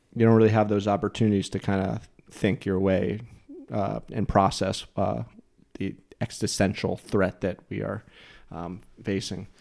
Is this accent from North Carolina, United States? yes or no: no; New Jersey, United States; I'm from New Jersey